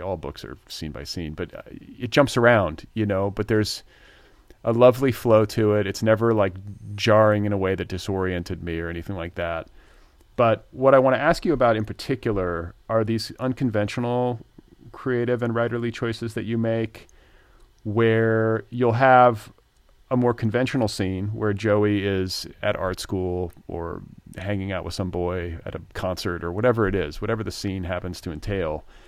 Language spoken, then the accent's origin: English; United States; moved away as an adult; also born or lived in Indiana / Wisconsin; now in Los Angeles, United States; I grew up in Indiana and Wisconsin